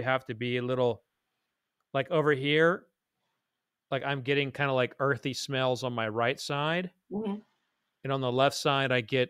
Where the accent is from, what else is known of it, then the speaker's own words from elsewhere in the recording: Oklahoma, United States; I'm originally from Oklahoma.